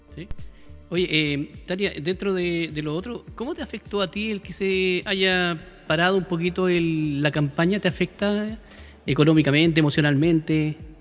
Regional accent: Valparaíso, Chile; yo soy porteño

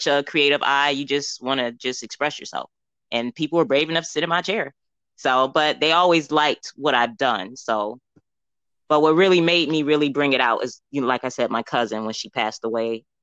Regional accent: New York, United States; moved away as an adult; now in Atlanta, United States; I am a New Yorker to the fullest

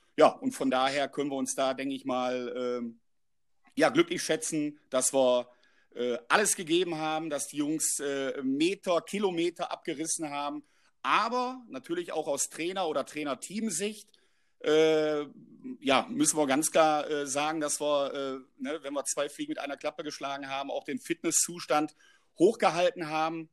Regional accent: Oberhausen, North Rhine-Westphalia, Germany; also born or lived in Nuremberg; bei meinem Heimat- äh, und auch Herzensverein Stärkrade 0607

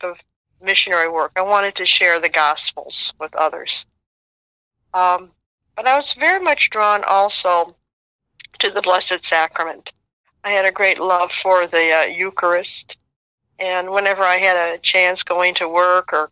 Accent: Chicago, Illinois, United States; I grew up in Chicago

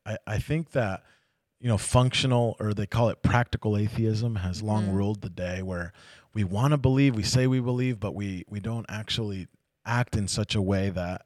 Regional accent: United States; Yeah, I got longer hair than my wife. I know. I'm Native American, so you don't have to argue with me.

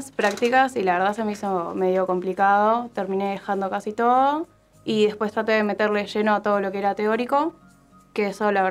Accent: Rafael Calzada, Buenos Aires Province, Argentina; soy de Raspal Calzada.

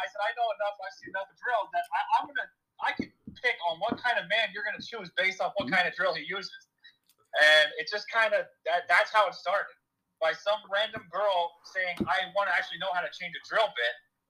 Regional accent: Pennsylvania, United States; So I'm 25 years old. I'm from Pennsylvania.

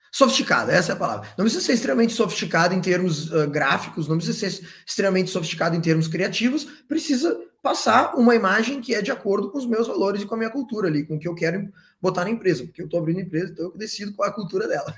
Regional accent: Porto Alegre, Rio Grande do Sul, Brazil; moved away as an adult; also born or lived in Santa Maria, Brazil; now in Australia; Fui para Santa Maria, sou de Porto Alegre, mas fui para Santa Maria

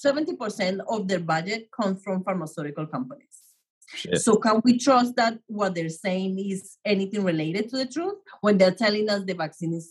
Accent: Colombia; now in New York, United States; I grew up in Colombia

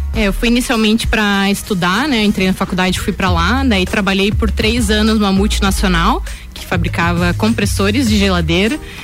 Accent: Lages, Santa Catarina, Brazil; also born or lived in Joinville; sou natural aqui de Lages mesmo, é, mas morei por sete anos em Joinville, onde eu fiz a minha graduação

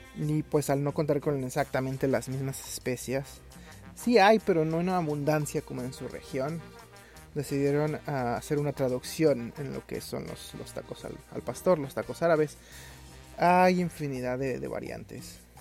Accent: Mexico City, Mexico; moved away; mi ciudad de origen, que es la Ciudad de México

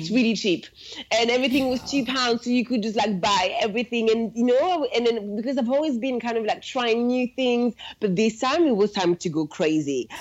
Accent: suburbs of Paris, Île-de-France, France; English is a second language; moved away as an adult; now in London, United Kingdom; I was born and raised in France. I'm from Paris, um, but really the suburbs of Paris.

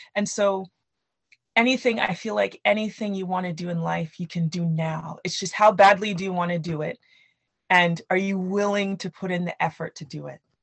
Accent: Canada; I grew up in Canada with Nigerian parents.

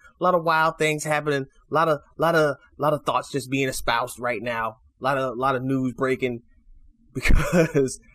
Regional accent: Chicago, Illinois, United States; my hometown Chicago Bulls

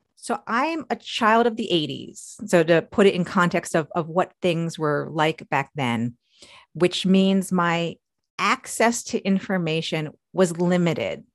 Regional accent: New York, United States; moved away as an adult; now in Maryland, United States; I'm from New York, although I wasn't born there, but I, I consider myself from New York because that's where my memories are. But I've spent my entire adult life in Maryland.

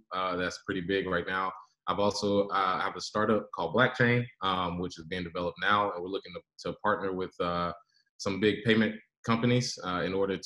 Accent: United States; I am a Black American with roots from Native Americans, the Lumbee and Cherokee tribes.

